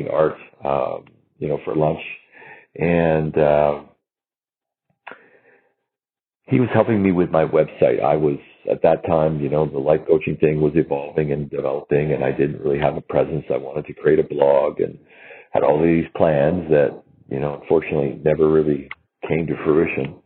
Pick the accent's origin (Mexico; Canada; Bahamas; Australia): Canada; I'm from Canada